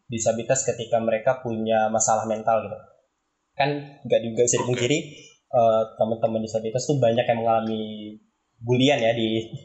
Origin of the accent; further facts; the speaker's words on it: Pontianak, West Kalimantan, Indonesia; Perkenalkan nama nama aku …, asalnya dari kota Pontianak.